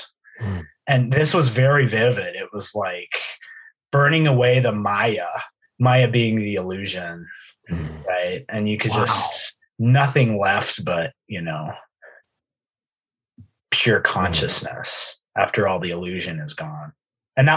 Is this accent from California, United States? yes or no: no; Idaho, United States; I'm from Idaho.